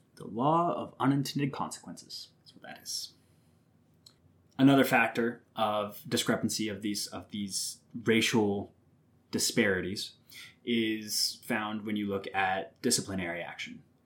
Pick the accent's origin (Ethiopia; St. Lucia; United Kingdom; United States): United States; Southwest Missouri; I'm from Southwest Missouri